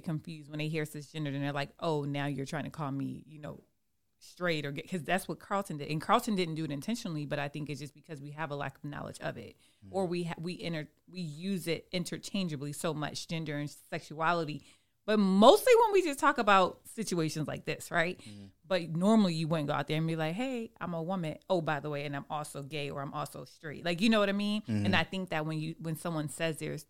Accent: Germany; I was born in Germany

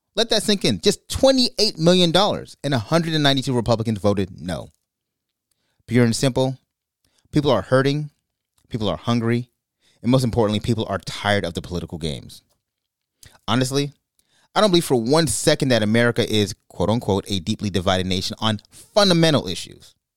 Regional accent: Brooklyn, New York, United States; moved away; also born or lived in California; I grew up in Brooklyn, New York

